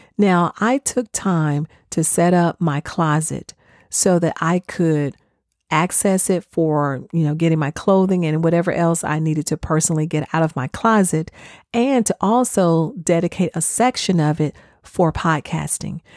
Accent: the South, United States; I'm from the South, so I know how we do sweet tea

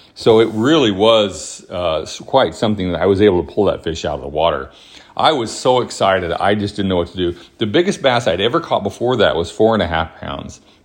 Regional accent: Huntsville, Alabama, United States; also born or lived in New Mexico; I was born in New Mexico, but my family moved when I was very young to Huntsville, Alabama, where I grew up

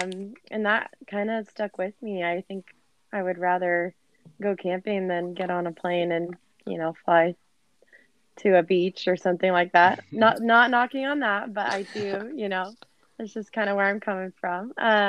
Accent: Salem, Oregon, United States; moved away as an adult; also born or lived in California / Spain; now in Bend, United States; I was born and raised in Salem, Oregon.

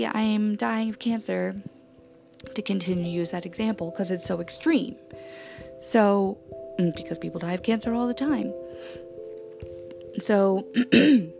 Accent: New Orleans, Louisiana, United States; I was born in New Orleans and I was raised by Tom and Hannah

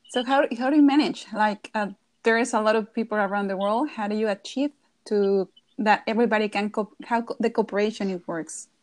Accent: Querétaro, Mexico; my hometown, that was Querétaro

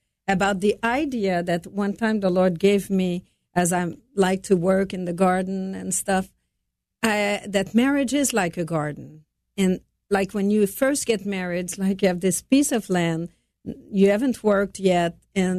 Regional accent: Montreal, Quebec, Canada; I was raised in Montreal from a French-Canadian family.

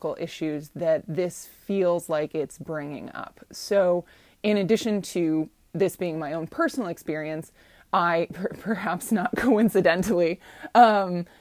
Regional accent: Ohio, United States; moved away; women's body parts, women's sexuality, where I grew up, is something that is viewed as an insult.

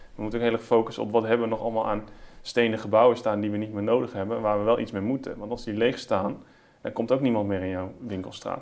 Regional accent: Netherlands; wij als Nederlanders

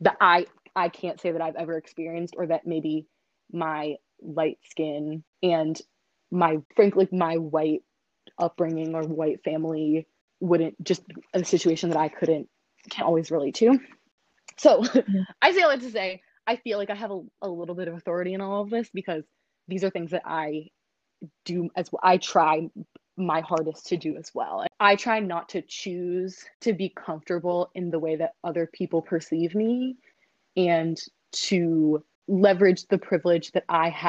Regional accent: Maine, United States; moved away as an adult; I grew up in Maine, very, very white place

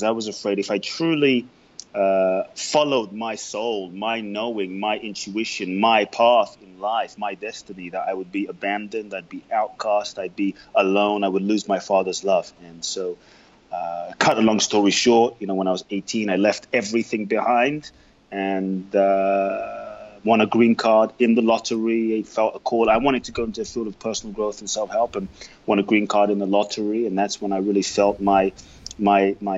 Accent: London, United Kingdom; also born or lived in Ghana; now in Los Angeles, United States; I grew up in London. I now live in Los Angeles.

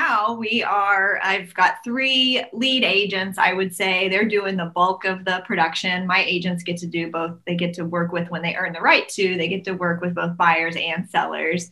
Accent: Tulsa, Oklahoma, United States; I am from Tulsa, Oklahoma

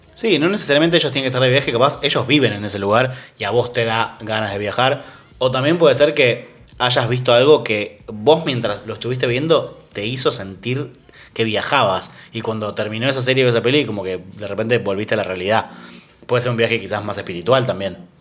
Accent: Argentina

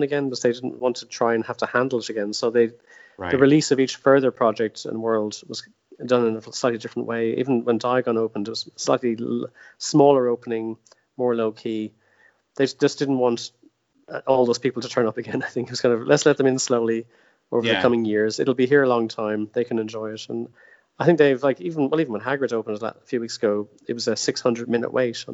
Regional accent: Ireland; moved away as an adult; also born or lived in Orlando, United States / Los Angeles, United States; I'm Irish

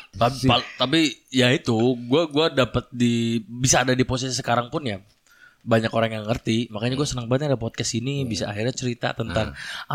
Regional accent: Indramayu, West Java, Indonesia; Gua kan dari Indramayu

